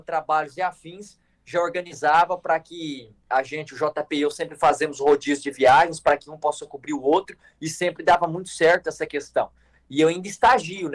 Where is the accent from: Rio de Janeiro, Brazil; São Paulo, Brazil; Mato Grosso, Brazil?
Mato Grosso, Brazil; Glória d'Oeste; A gente é do interior de Mato Grosso, da cidade de Glória do Oeste